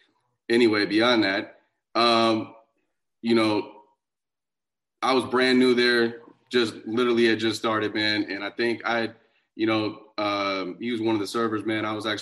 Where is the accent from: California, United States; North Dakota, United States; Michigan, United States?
California, United States; Sacramento; now in Los Angeles, United States; I grew up like I grew up mostly up in Sacramento.